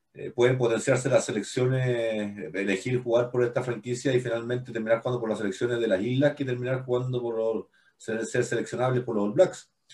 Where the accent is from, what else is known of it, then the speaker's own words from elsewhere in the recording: Chile; nosotros no somos isla en Chile, pero tenemos un espíritu bien isleño